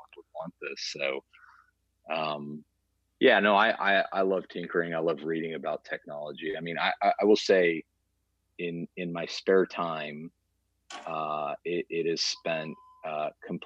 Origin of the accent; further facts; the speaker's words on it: Stillwater, Oklahoma, United States; I grew up in Stillwater. I mean, Stillwater is my home